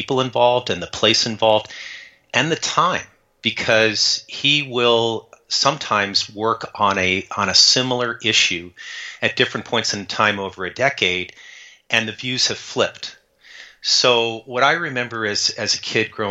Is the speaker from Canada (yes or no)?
no; Tucson, Arizona, United States; I grew up in Tucson, Arizona